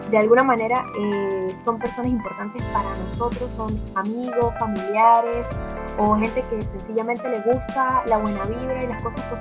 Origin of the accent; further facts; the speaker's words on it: Venezuela; now in Santiago, Chile; nací en Venezuela y actualmente vivo en Santiago de Chile.